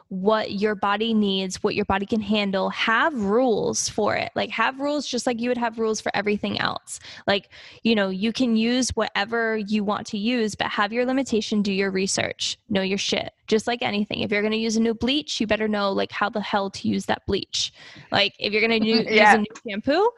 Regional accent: Dartmouth, Massachusetts, United States; now in Miami, United States; I'm originally from Massachusetts

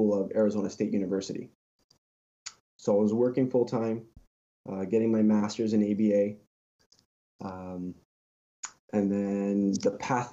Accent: Toronto, Ontario, Canada; I've been born and raised here, sir. I've been a Torontonian my whole life

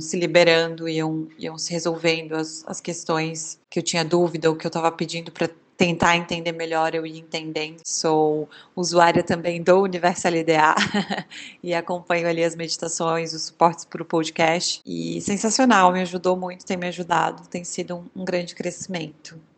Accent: Santa Catarina, Brazil; eu sou de Santa Catarina

